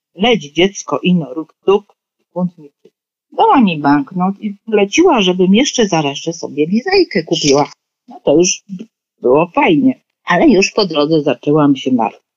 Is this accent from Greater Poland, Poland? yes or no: yes; Poznań, Greater Poland, Poland; born or raised there